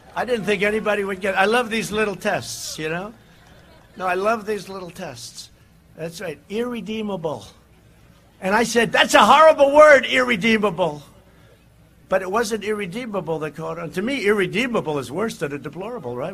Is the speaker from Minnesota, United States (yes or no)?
no; New York City, New York, United States; my hometown paper, right? The New York Post